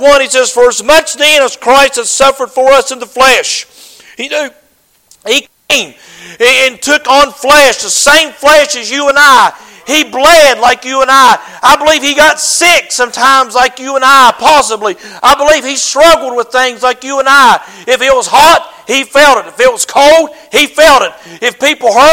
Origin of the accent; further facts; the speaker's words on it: United States; I'm an American